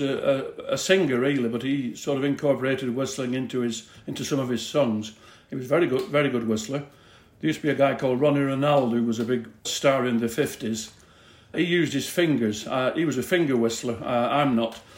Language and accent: English; Oldham, North West England, United Kingdom; a local lad from up near Oldham, Lancashire